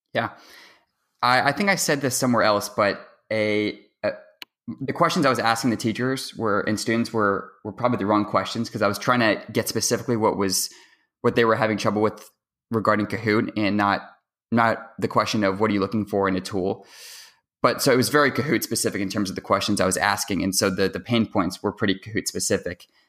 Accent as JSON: {"language": "English", "town": "Seattle", "region": "Washington", "country": "United States", "said": "I'm going to my senior year of high school, and I'm from Seattle, Washington"}